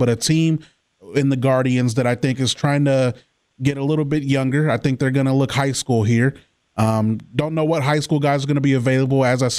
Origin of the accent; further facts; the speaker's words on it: Fort Wayne, Indiana, United States; my hometown team, Fort Wayne Tin Caps